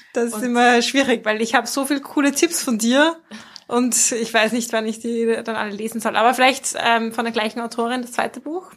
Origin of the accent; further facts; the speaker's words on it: Mühlviertel, Upper Austria, Austria; accent: Mühlviertler Dialekt; moved away as an adult; now in Vienna, Austria; unserem Mühlviertler Dialekt